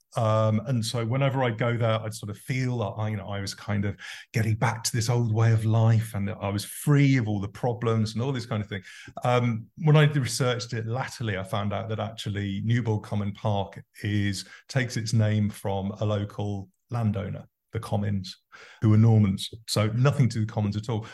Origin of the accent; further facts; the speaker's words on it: Farnborough, England, United Kingdom; I was born in Farnborough Hospital, which was originally Farnborough workhouse.